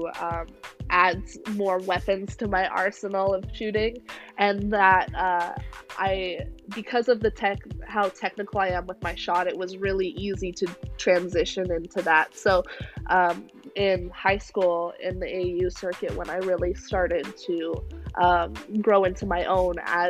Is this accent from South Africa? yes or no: no; Vancouver, British Columbia, Canada; moved away; I am from Vancouver, Canada, and on our TVs we would get Pac-12